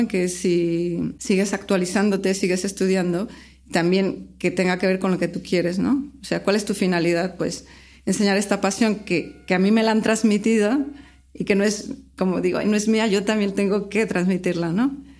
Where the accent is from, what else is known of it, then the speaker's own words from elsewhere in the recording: Guadalajara, Jalisco, Mexico; moved away as an adult; now in Barcelona, Spain; soy mexicana